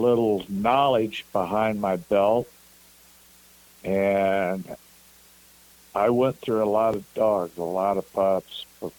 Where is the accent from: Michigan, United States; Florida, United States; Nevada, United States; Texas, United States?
Michigan, United States; Coldwater; Well, to begin with, I was born and raised up here in Coldwater, Michigan.